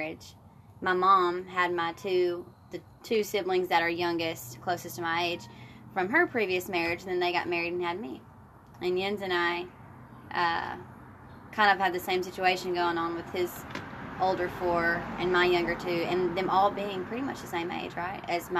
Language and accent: English; Humboldt, Tennessee, United States; also born or lived in Florida; I am originally from West Tennessee in a small town called Humboldt, Tennessee. It's about an hour outside of Memphis. Grew up there